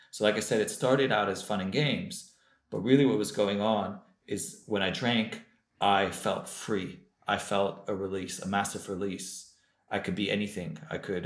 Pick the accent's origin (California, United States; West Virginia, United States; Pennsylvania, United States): California, United States; Los Angeles; moved away as an adult; also born or lived in Jerusalem; I grew up in Los Angeles, California, in a Baal Tshuva Chabad home.